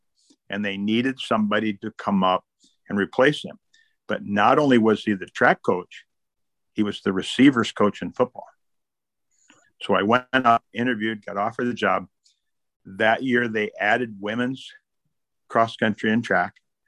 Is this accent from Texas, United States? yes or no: no; Madison, South Dakota, United States; born or raised there; moved away as an adult; also born or lived in Fargo, North Dakota